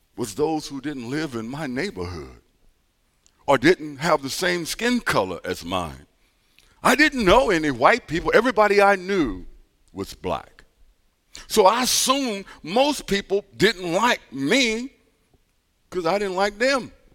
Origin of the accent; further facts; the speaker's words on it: East St. Louis, Illinois, United States; I grew up in East Saint Louis doing the turbulent sixties